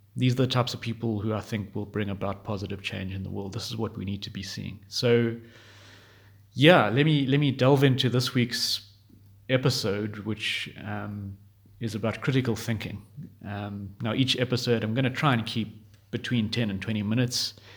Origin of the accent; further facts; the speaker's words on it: Johannesburg, Gauteng, South Africa; from Johannesburg, South Africa